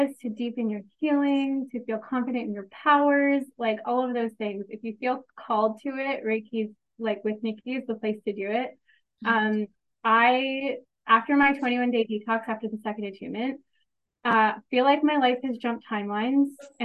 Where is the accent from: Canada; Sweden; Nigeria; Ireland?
Canada; Kitchener, Ontario; I'm from Kitchener, Ontario, Canada